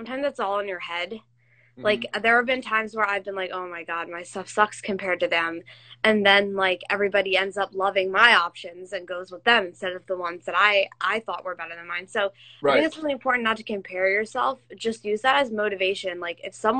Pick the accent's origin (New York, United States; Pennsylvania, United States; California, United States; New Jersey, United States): Pennsylvania, United States; Philadelphia; I'm from Philly, so I'm a Phillies fan